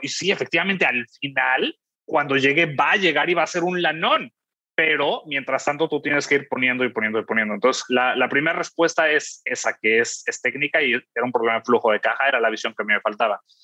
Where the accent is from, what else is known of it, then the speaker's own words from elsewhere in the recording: Mexico; yo soy mexicano